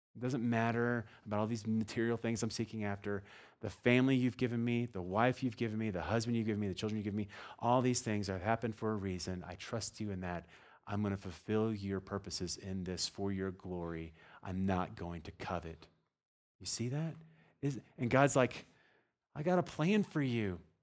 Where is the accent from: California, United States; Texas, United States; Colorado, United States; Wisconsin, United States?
Texas, United States; I'm from Texas